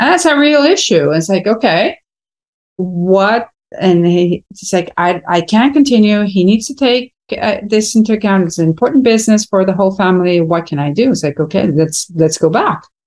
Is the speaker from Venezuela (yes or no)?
yes; Venezuela; moved away as an adult; also born or lived in United States; now in Miami, United States; born and raised in Venezuela